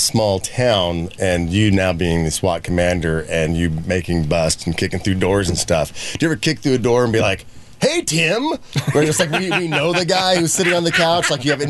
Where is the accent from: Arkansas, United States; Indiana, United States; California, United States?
Indiana, United States; West Terre Haute; moved away; growing up in the small town that we grew up. It was like a town of 5,000 people back in the day. West Terre Haute.